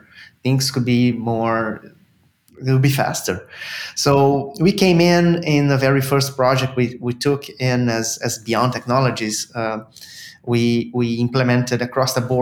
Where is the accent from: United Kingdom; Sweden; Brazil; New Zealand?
Brazil; moved away as an adult; now in Canada; I'm originally from Brazil